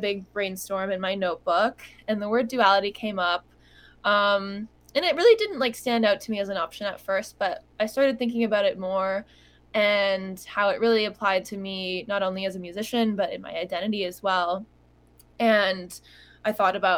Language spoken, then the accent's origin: English; Toronto, Ontario, Canada; I'm also Canadian from Toronto, and spent a lot of time just very localized to the Toronto music scene here